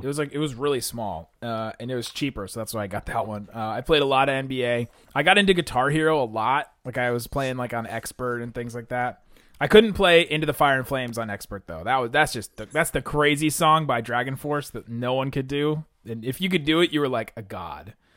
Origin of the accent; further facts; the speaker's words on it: Southern Ohio, United States; also born or lived in Southern California; I was born in Southern California. Boo. Grew up in Southern Ohio